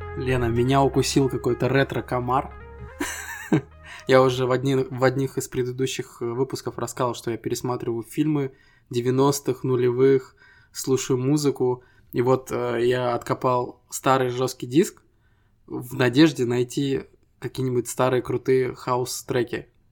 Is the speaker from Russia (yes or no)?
no; Estonia; Мы ребята из Эстонии